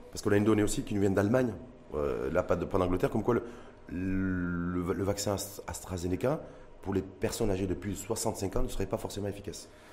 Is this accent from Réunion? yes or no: no; Morocco; chez nous, au Maroc